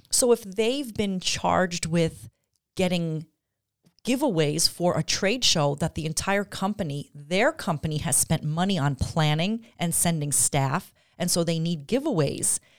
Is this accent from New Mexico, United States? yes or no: no; Long Island, New York, United States; moved away as an adult; now in Glens Falls, United States; I grew up on Long Island, but I have lived here longer now than I okay. ever did on Long Island